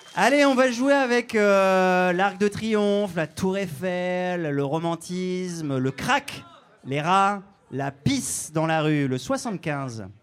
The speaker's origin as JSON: {"language": "French", "town": "Saint-Avold", "region": "Grand Est", "country": "France", "tie": "born or raised there", "said": "Le 57, c'est ma Moselle de cœur. Moi, je suis né à Saint-Avold"}